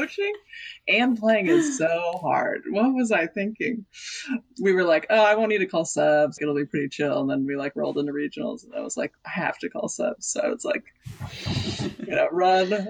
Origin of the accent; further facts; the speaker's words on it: Seattle, Washington, United States; I grew up in North Seattle, which is much wider neighborhood